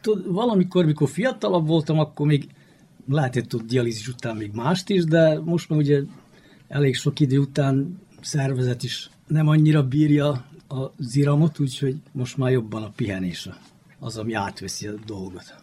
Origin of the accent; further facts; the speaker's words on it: Novi Sad, Vojvodina, Serbia; újvidéki vagyok, 71-es születésű